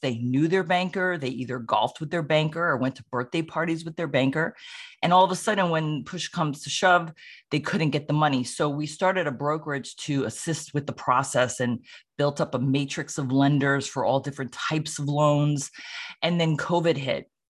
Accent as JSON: {"language": "English", "town": "Sleepy Hollow", "region": "New York", "country": "United States", "moved": "yes", "lives_now": "Roxbury, United States", "said": "I'm originally from Sleepy Hollow, New York"}